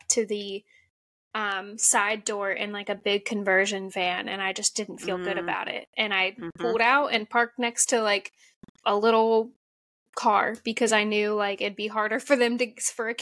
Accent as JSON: {"language": "English", "region": "Ohio", "country": "United States", "tie": "born or raised there", "also_born_or_lived": "San Diego, California", "moved": "yes", "lives_now": "California, United States", "said": "I grew up in Ohio, kind of small town, like Midwest, sheltered a little bit"}